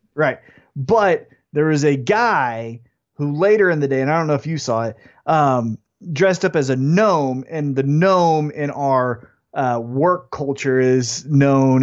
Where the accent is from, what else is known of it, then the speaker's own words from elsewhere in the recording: Independence, United States; I'm from Independence